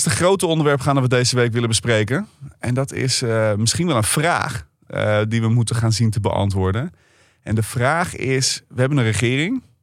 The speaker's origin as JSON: {"language": "Dutch", "town": "Lelystad", "region": "Flevoland", "country": "Netherlands", "tie": "born or raised there", "said": "Slecht nieuws voor mijn geboortegrond."}